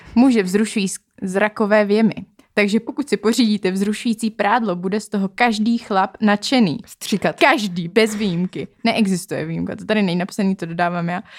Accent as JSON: {"language": "Czech", "country": "Czechia"}